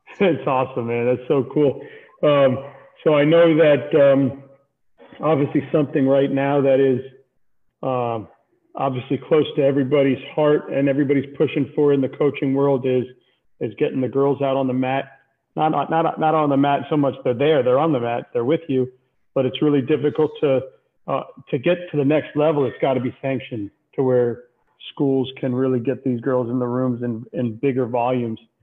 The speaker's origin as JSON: {"language": "English", "town": "Miami", "region": "Florida", "country": "United States", "tie": "born or raised there", "said": "I was born and raised in South Florida"}